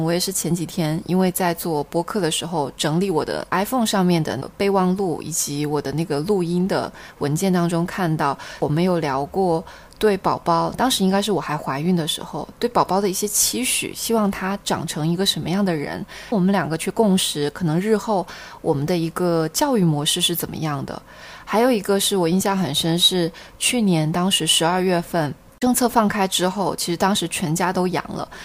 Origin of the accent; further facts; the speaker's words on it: Xiamen, Fujian, China; 厦门的一些风俗习惯